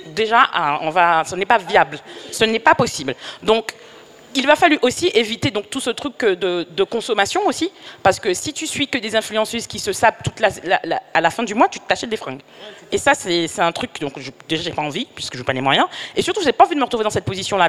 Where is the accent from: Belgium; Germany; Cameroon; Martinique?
Martinique; je suis martiniquaise